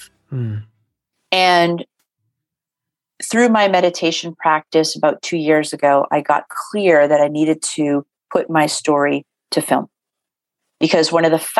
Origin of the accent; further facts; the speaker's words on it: Boston, Massachusetts, United States; I'm born and raised in Boston